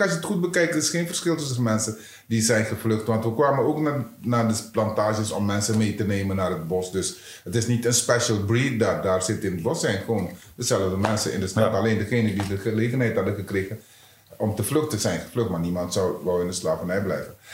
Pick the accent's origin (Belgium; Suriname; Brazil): Suriname; moved away as an adult; now in Netherlands; maar in Suriname, ik heb kennis leren maken, kennis gemaakt met discriminatie op jonge leeftijd